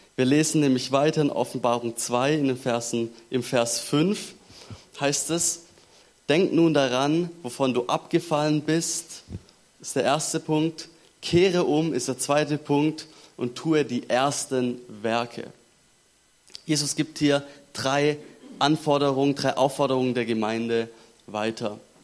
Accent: Germany; bei uns in Deutschland

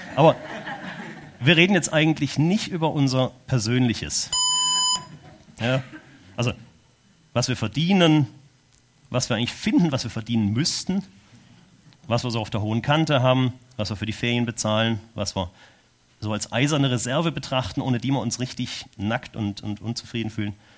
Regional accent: Germany; moved away as an adult; now in Switzerland; Weil ich Deutscher bin

